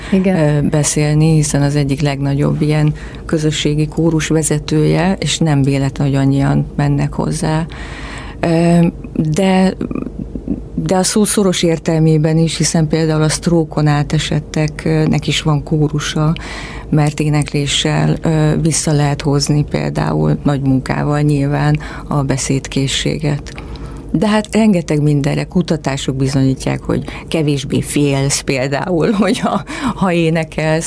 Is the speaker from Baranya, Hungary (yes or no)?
no; Miskolc, Borsod-Abaúj-Zemplén, Hungary; moved away; én Miskolcon nőttem fel